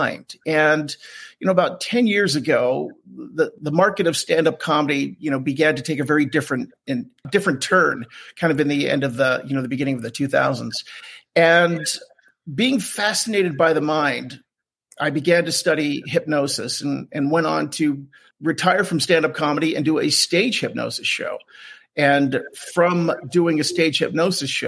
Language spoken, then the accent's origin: English; Southern New Jersey, United States; now in Salt Lake City, United States; I grew up in Southern New Jersey, but I'm in Salt Lake City now